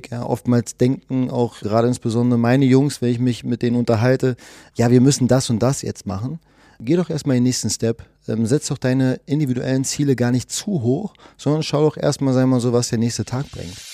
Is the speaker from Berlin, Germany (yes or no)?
yes; Berlin, Germany; Genau, also ich bin gebürtiger Berliner, bin 44 Jahre alt